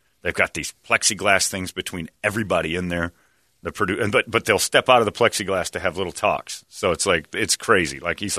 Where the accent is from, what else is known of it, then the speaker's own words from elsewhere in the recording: Phoenix, Arizona, United States; As a kid growing up in Phoenix, Al was the legendary voice of the Phoenix Suns.